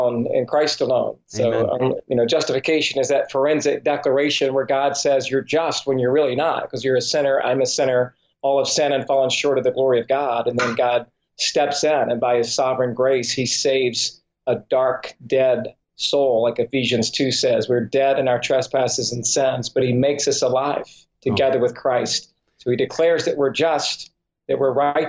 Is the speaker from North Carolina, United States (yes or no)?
no; Georgia, United States; moved away as an adult; now in Santa Clarita, United States; I'm originally from Georgia